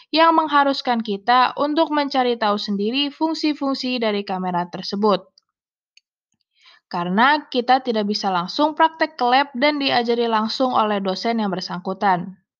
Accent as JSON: {"language": "Indonesian", "town": "Pekanbaru", "region": "Riau", "country": "Indonesia", "tie": "born there", "said": "Saya lahir di Pekanbaru tanggal 14 Februari tahun 2000. Saya anak kedua dari tiga bersaudara."}